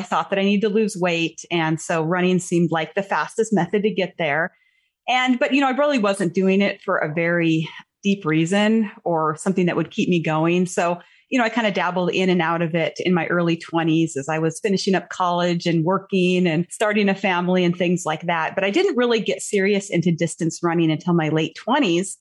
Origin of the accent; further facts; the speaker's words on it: Montana, United States; moved away; my home state is Montana. Okay. I haven't lived there in many years, but I was born and raised there.